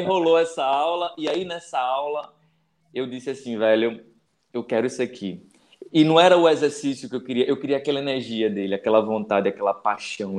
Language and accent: Portuguese; Recife, Pernambuco, Brazil; eu sou de Recife